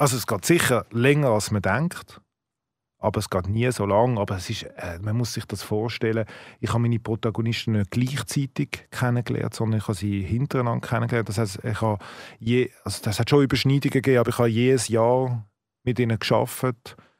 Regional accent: Switzerland; als Schweizer

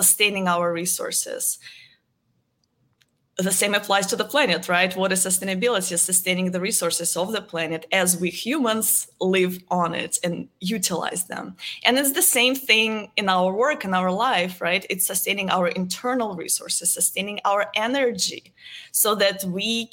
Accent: Moscow, Russia; moved away as an adult; now in Dallas, United States; I am originally from Moscow, Russia. I was born and raised there. I've been living in the United States for the last 12 years.

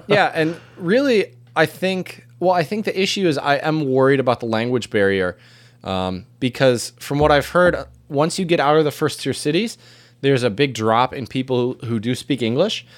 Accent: United States; as an American

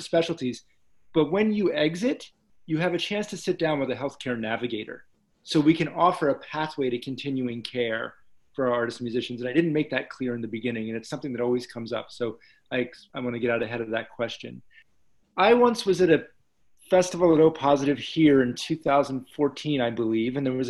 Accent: New Jersey, United States; I grew up in South Jersey

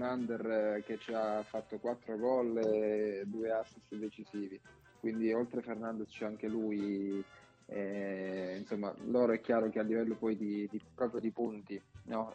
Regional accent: Bari, Apulia, Italy; moved away as an adult; now in Rotonda, Italy; là ho fatto tutte le scuole praticamente a Bari, perché i miei genitori sono, sono di Rotonda, qui però si sono poi trasferiti a Bari per lavoro

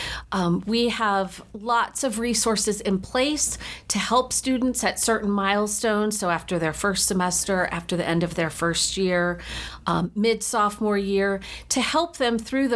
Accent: United States; moved away as an adult; also born or lived in Rexburg, Idaho; now in Utah, United States; So I grew up just outside of Washington, D.C., and came to school right after high school

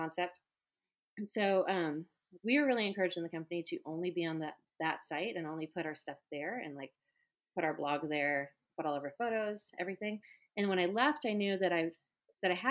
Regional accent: Oregon, United States; moved away; also born or lived in Texas; I grew up in Oregon

